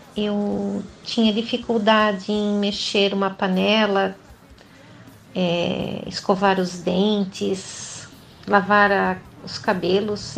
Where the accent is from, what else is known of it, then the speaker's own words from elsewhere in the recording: Joinville, Santa Catarina, Brazil; sou de Joinville, Santa Catarina